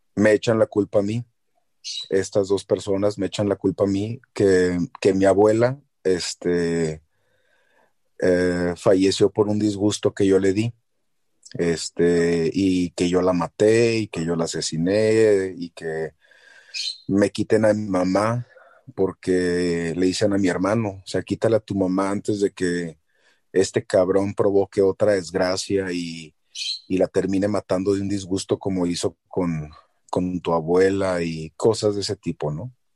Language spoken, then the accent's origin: Spanish; Chihuahua, Mexico; moved away; llevo a mi mamá a mi ciudad natal